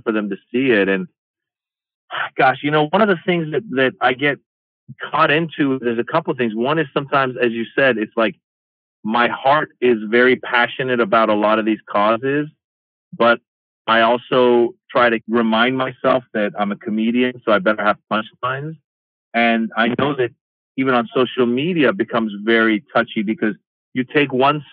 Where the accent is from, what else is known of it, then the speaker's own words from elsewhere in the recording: Iran; now in United States; I'm this kid from Iran